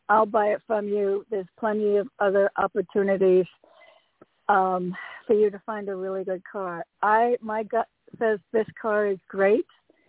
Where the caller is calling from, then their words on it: Connecticut, United States; It's … from Connecticut.